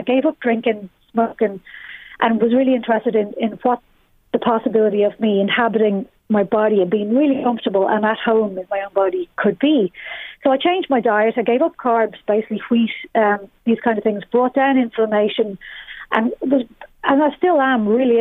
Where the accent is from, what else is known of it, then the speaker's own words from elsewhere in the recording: Balbriggan, Leinster, Ireland; now in Dublin, Ireland; I'm from Balbriggan